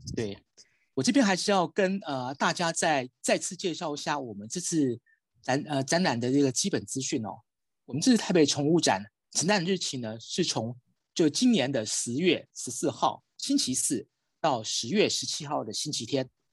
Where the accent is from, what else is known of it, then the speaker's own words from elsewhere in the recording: Taiwan; 我们身为一个台湾人，特别在台北哦